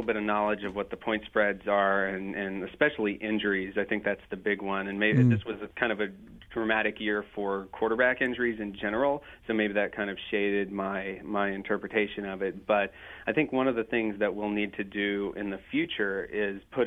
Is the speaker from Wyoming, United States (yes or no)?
no; Atlanta, Georgia, United States; I grew up in Atlanta